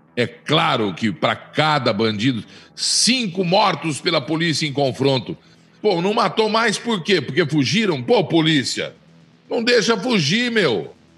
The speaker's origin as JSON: {"language": "Portuguese", "country": "Brazil", "said": "todos nós somos brasileiros"}